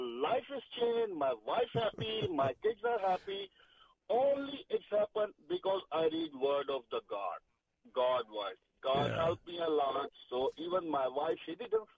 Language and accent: English; Pakistan; now in Virginia, United States; I'm from Pakistan